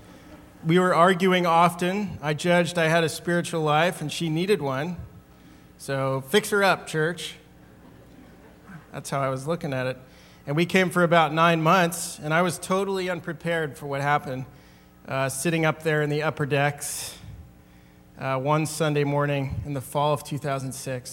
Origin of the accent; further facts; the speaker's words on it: Northern Virginia, United States; moved away as an adult; also born or lived in San Diego, California; I was born in Northern Virginia on October 5th, 1974